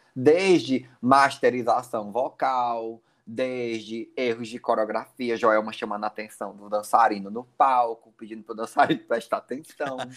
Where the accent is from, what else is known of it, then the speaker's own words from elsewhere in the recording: Teresina, Piauí, Brazil; nós somos de Teresina, Piauí